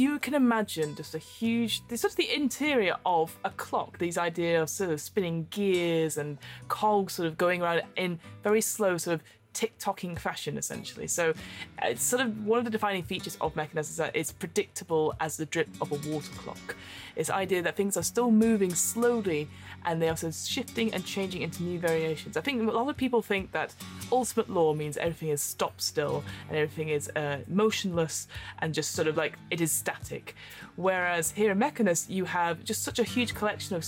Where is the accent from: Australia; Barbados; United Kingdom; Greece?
United Kingdom; we're very British.